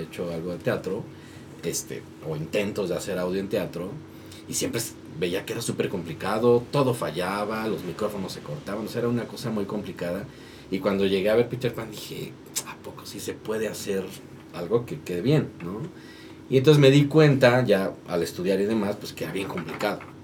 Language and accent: Spanish; Tlaxcala, Mexico; now in Mexico City, Mexico; yo no soy de acá, yo soy de Tlaxcala. Entonces yo me vine a estudiar para acá